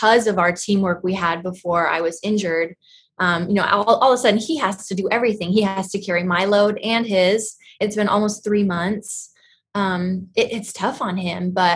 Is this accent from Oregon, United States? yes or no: yes; Portland, Oregon, United States; moved away as an adult; now in Ramona, United States; I am from Portland, Oregon.